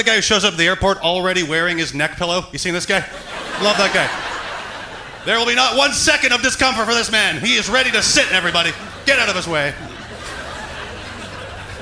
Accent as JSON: {"language": "English", "town": "Edmonton", "region": "Alberta", "country": "Canada", "moved": "yes", "lives_now": "Toronto, Canada", "said": "I'm from Edmonton"}